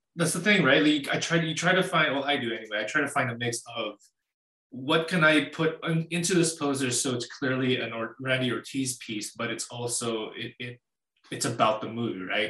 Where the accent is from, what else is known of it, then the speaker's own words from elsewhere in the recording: Winnipeg, Manitoba, Canada; I've lived in uh, Canada all my life. I'm from Winnipeg, Manitoba